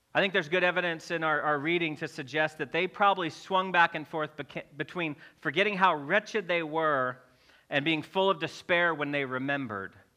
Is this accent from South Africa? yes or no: no; Missouri, United States; I'm from Missouri